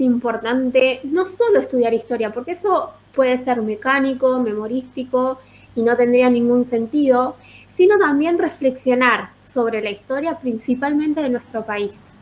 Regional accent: Azul, Buenos Aires Province, Argentina; yo soy de Azul, como te decía, soy profesora de historia

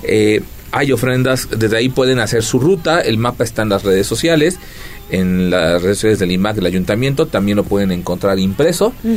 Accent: Mexico; Como buenos mexicanos, con mucha comida

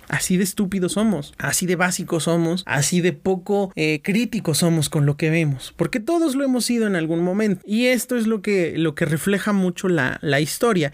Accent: Mexico; como mexicanos

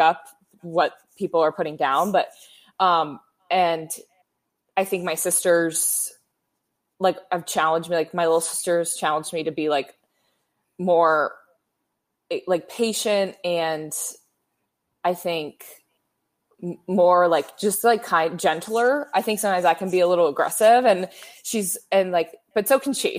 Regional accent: Bay Area, California, United States; moved away as an adult; now in Los Angeles, United States; I'm from the Bay

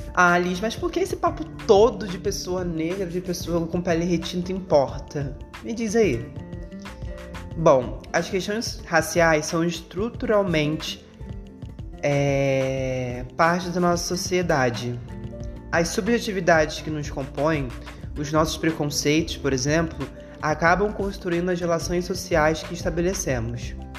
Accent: Rio de Janeiro, Brazil; eu sou nascida e criada na Zona Oeste do Rio, no bairro de Realengo

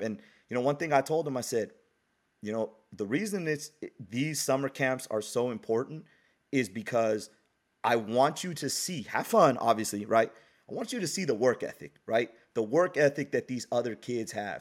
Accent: Bay Area, California, United States; born and raised, when I'm from the Bay Area

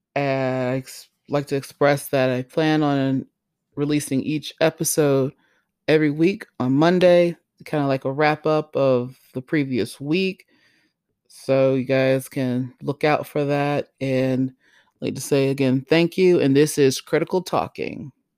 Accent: Greenville, South Carolina, United States; I was born in Greenville, South Carolina.

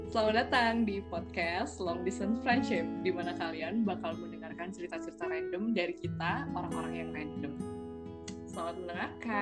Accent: Bandar Lampung, Lampung, Indonesia; moved away as an adult; now in Berlin, Germany; gue dari Bandar Lampung sama kayak Andri. Dan gue sekarang posisinya lagi kuliah di negara Jerman, tepatnya di kota Berlin

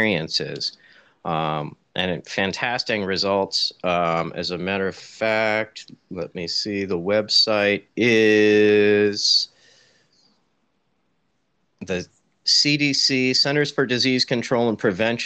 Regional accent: Santa Rosa, California, United States; Northern California, Sonoma County, the wine country, about an hour north of San Francisco. I'm in a town called Santa Rosa

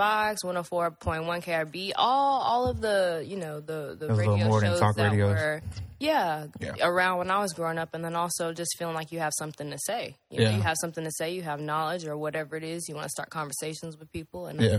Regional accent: Houston, Texas, United States; I'm from here. I'm from Houston.

